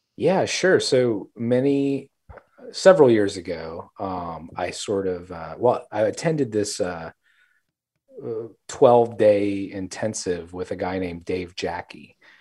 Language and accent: English; South Louisiana, United States; I grew up there as well in South Louisiana, and so really immersed in this Cajun culture